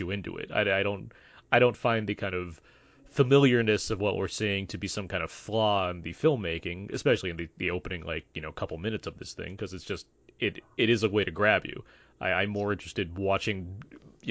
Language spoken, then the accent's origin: English; United States; being an American